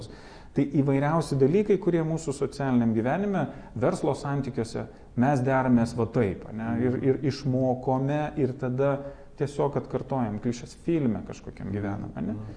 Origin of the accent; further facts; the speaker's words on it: Lithuania